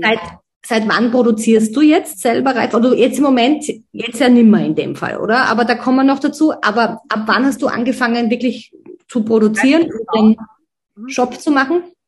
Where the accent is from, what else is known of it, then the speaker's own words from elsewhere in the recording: Styria, Austria; now in Vienna, Austria; im Dorf in Dechenskirchen, so heißt mein Heimatdorf